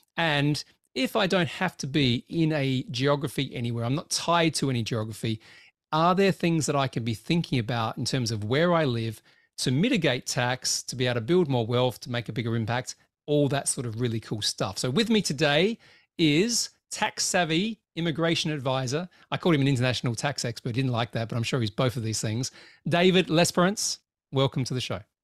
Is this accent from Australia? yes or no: yes; Australia; now in United Kingdom; I live in the U K, I work in the U S, I do work in Dubai, I'm originally from Australia